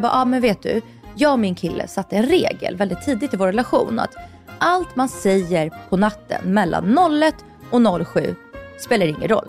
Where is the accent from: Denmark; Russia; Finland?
Russia; now in Sweden; jag är från Ryssland